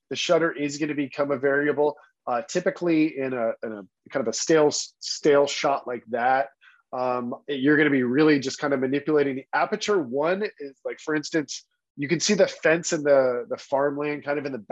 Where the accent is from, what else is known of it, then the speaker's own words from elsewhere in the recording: Texas, United States; I grew up in Texas